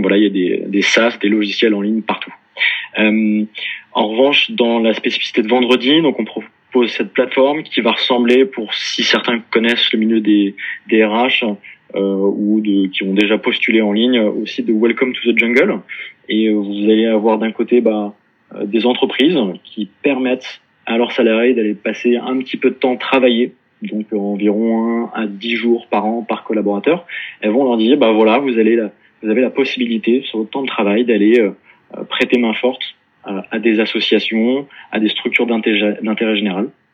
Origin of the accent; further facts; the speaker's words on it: Paris, Île-de-France, France; also born or lived in Dublin / Melbourne; je suis né et, grandi à Paris